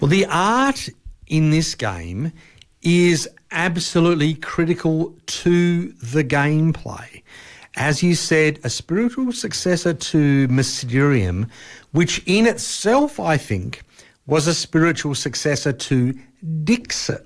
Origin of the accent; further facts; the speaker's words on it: Australia; we're Australian